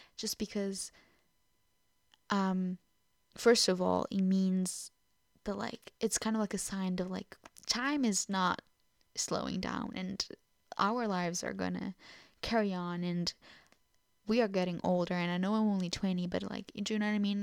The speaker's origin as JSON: {"language": "English", "country": "Portugal", "first_language": "Portuguese", "second_language": "English", "moved": "yes", "lives_now": "Truro, United Kingdom", "said": "I am Portuguese, so it is my first language"}